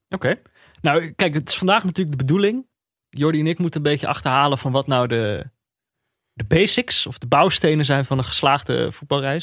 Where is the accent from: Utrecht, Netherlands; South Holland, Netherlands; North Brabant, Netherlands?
North Brabant, Netherlands; Eindhoven; ik ben opgegroeid in Eindhoven.